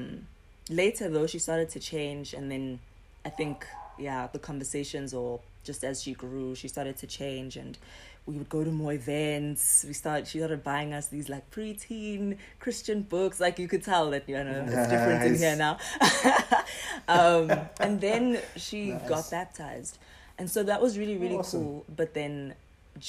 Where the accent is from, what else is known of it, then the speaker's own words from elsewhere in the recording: Durban, KwaZulu-Natal, South Africa; moved away; also born or lived in Johannesburg; I'm from Durban originally.